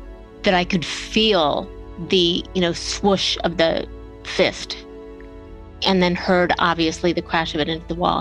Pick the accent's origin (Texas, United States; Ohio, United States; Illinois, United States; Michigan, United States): Ohio, United States; Bellevue; I grew up in Bellevue, Ohio, which is a tiny little town smack between Toledo and Cleveland.